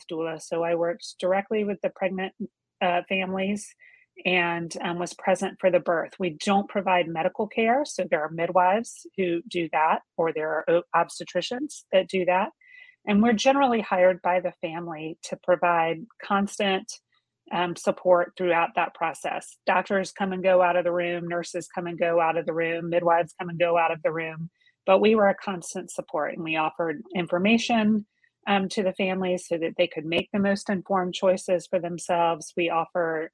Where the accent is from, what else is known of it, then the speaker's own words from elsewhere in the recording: Georgia, United States; moved away as an adult; my husband and I made the decision to move back to Georgia, where I was from, moved into the house that I was born